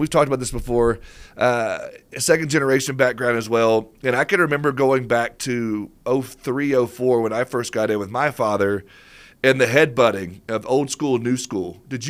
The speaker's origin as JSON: {"language": "English", "town": "Franklin", "region": "Tennessee", "country": "United States", "tie": "born or raised there", "said": "I grew up in Franklin. I got family in Murfreesboro."}